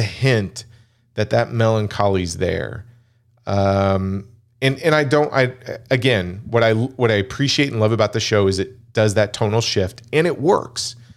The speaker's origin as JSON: {"language": "English", "country": "United States", "tie": "born or raised there", "said": "I'm American-born Chinese"}